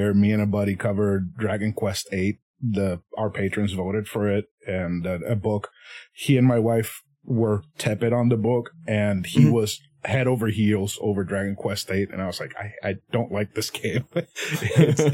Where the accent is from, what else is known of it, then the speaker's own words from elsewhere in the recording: Puerto Rico; first language Spanish; English is a second language; I'm originally from Puerto Rico, so my first language is Spanish